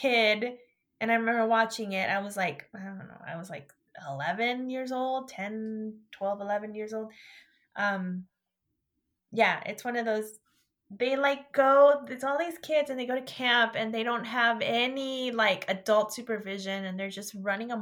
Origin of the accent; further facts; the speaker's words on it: Northern California, United States; I'm from Northern California